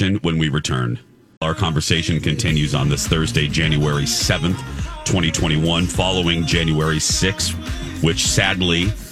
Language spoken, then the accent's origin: English; United States; as an American